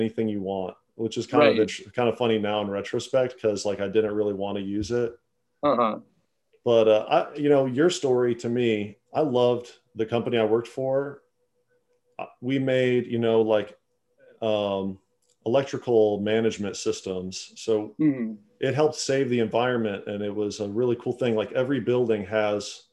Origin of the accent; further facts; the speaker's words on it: South Dakota, United States; also born or lived in Minneapolis / Iowa; now in Nashville, United States; I'm from South Dakota